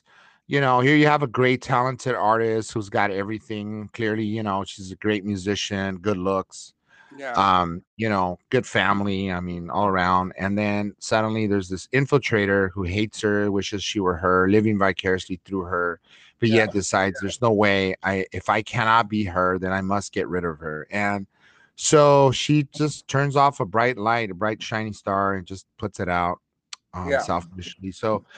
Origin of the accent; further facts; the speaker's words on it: Los Angeles, California, United States; I'm from East LA myself